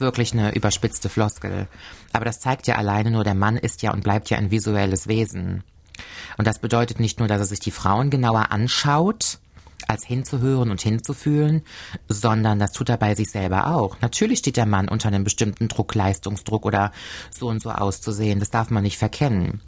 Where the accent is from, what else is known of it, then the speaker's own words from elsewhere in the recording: Cologne, North Rhine-Westphalia, Germany; moved away as an adult; now in Koblenz, Germany; aus meiner Heimatstadt Köln